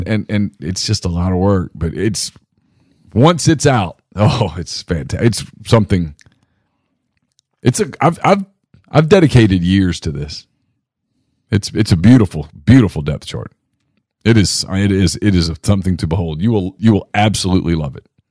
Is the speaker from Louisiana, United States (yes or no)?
yes; North Louisiana, United States; I was growing up in North Louisiana